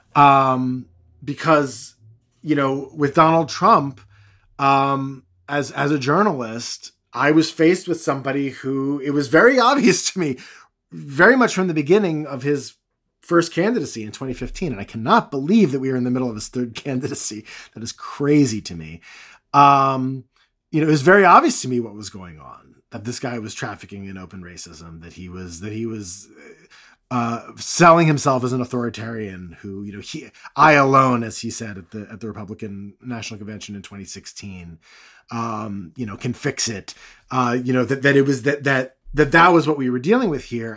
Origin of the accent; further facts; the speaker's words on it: United States; I'm, I'm American